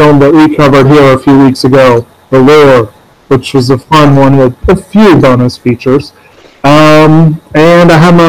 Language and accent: English; Central Virginia, United States; I'm from Central Virginia